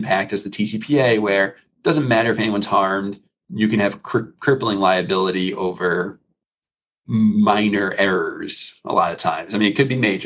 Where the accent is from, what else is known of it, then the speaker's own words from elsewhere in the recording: New York, United States; now in Florida, United States; I was originally from New York, so my phone number was 516